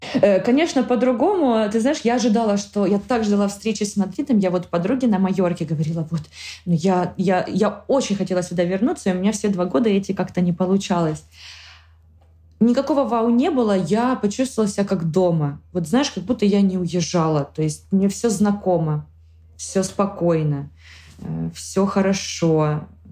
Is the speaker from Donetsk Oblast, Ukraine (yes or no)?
no; Zakarpattia Oblast, Ukraine; moved away as an adult; now in Spain; я горжусь тем, что я украинка